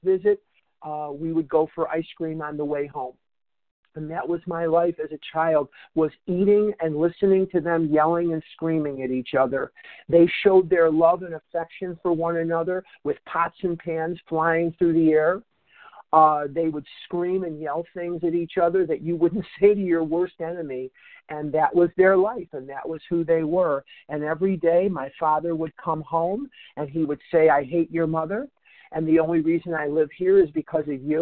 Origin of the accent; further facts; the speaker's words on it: Chicago, Illinois, United States; now in Scottsdale, United States; I was born in Chicago, raised in Chicago, educated in Chicago